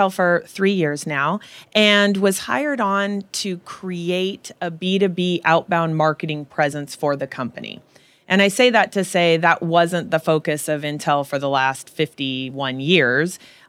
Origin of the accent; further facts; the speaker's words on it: California, United States; so I was a little girl growing up in Silicon Valley, and my mom worked at HP, and it was in the late 60s and early 70s